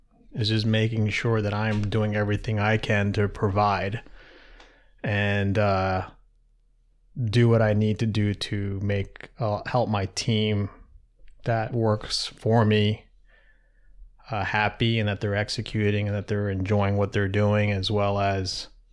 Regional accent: Darby, Pennsylvania, United States; born there; also born or lived in Savannah, Georgia / Newark, Delaware; So I was born in Philadelphia, right outside of Philadelphia in Darby, Pennsylvania. And spent a couple of years there. My sister was born a year later. And we moved to Savannah, Georgia for like 4 years.

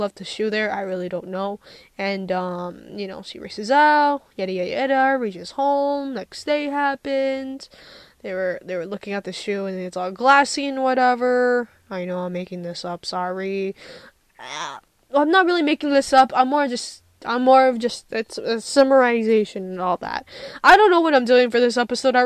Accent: United States; I'm from America

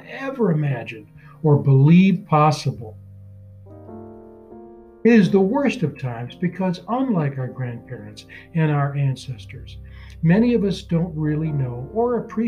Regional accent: Michigan, United States; my home state of Michigan

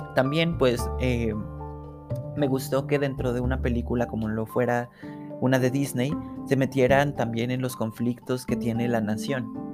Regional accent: Mexico; sé que como mexicano

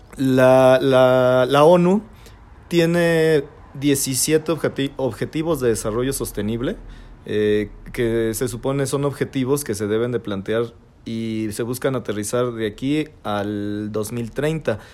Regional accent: Celaya, Guanajuato, Mexico; como mexicanos, como guanajuatenses y como celayenses

